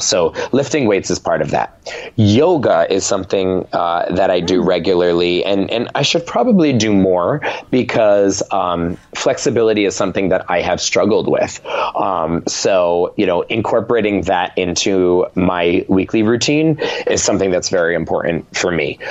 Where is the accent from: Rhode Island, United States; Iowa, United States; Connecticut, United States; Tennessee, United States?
Rhode Island, United States; moved away as an adult; now in New York City, United States; I was raised in Rhode Island. My family is still there